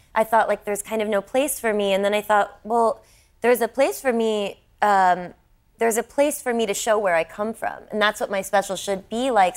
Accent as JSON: {"language": "English", "country": "United States", "said": "me as an American"}